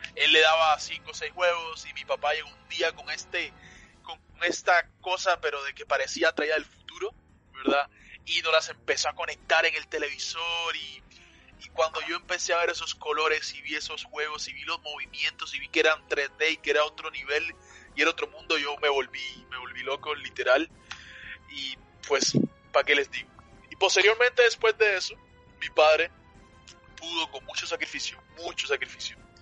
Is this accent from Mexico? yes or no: no; Cuba; now in United States; yo nací en Cuba, a mucha honra, mucho orgullo